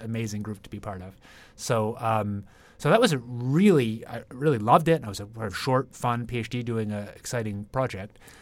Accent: Ottawa, Ontario, Canada; moved away as an adult; also born or lived in Toronto / Britain / Cambridge, Massachusetts; I grew up in Ottawa, Canada

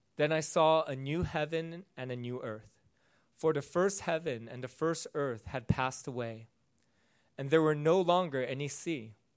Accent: United States; I'm not American first, I'm Christian first.

